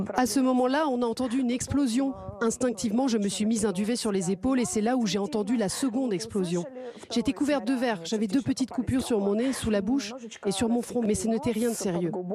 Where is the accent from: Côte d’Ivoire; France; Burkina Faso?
France; quand on est français, on vient d'un pays en paix.